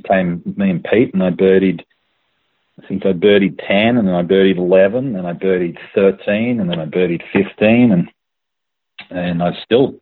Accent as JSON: {"language": "English", "town": "Melbourne", "region": "Victoria", "country": "Australia", "tie": "born or raised there", "said": "I grew up in Melbourne"}